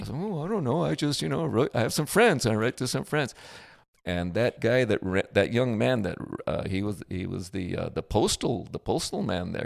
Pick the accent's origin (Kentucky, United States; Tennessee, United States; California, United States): California, United States; accent: California; I'm from California